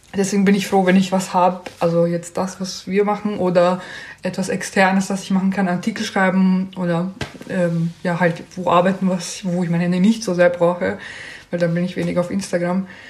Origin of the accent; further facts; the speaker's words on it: Austria; bei uns in Österreich